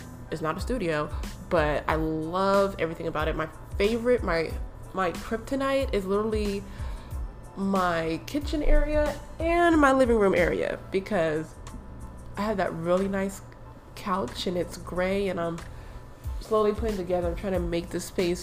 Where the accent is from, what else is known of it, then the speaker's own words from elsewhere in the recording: East Coast, United States; moved away as an adult; also born or lived in Michigan; now in Minnesota, United States; I'm from the East Coast and my family's in the East Coast